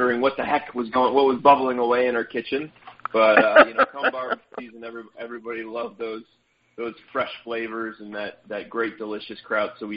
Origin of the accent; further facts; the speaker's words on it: Cleveland, Ohio, United States; started the company here in Cleveland at local farmers markets